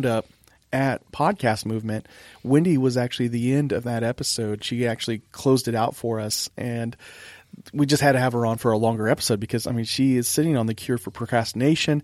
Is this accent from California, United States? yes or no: yes; Monterey, California, United States; now in Corpus Christi, United States; I'm from Monterey, California originally